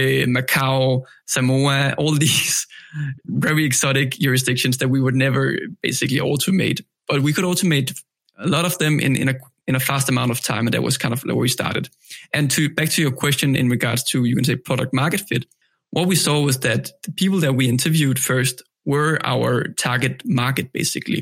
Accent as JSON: {"language": "English", "country": "Denmark", "said": "I'm from Denmark"}